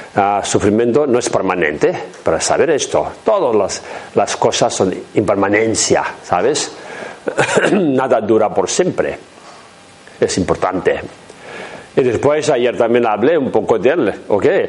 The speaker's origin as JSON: {"language": "Spanish", "region": "Tibet", "country": "China", "tie": "born or raised there", "second_language": "Spanish", "moved": "yes", "said": "mi pueblo donde he nacido en Tíbet"}